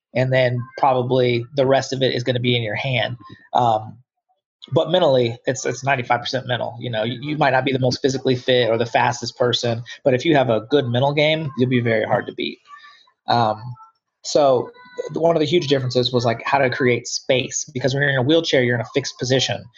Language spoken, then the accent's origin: English; Englewood, Ohio, United States; moved away as an adult; also born or lived in Dayton, Ohio; At the age of eight, I moved to a place called Englewood